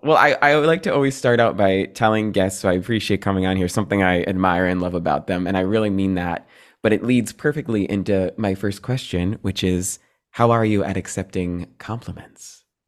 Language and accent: English; New Jersey, United States; I'm a Jersey boy